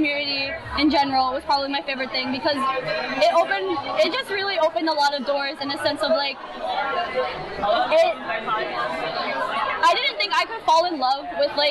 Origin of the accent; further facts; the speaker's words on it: Harrisburg, Pennsylvania, United States; I'm from Harrisburg, Pennsylvania